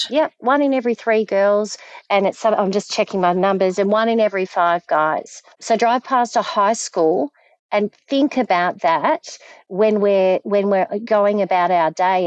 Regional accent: Frankston, Victoria, Australia; moved away as an adult; also born or lived in Melbourne / Queensland; now in Perth, Australia; I grew up in Frankston

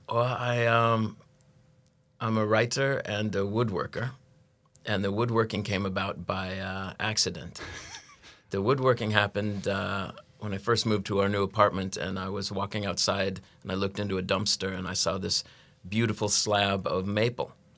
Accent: United States; moved away as an adult; now in Norway; I'm an American that moved to, uh, Norway, uh, love refugee, they call us

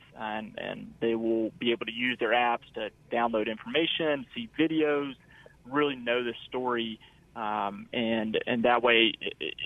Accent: Mississippi, United States; we as Mississippians

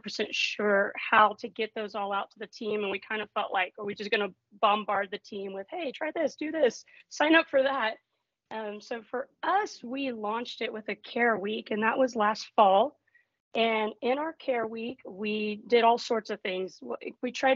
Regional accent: Texas, United States; moved away as an adult; also born or lived in Houston, Texas; now in Grand Rapids, United States; I'm originally from Texas, but now, of course, up in Michigan

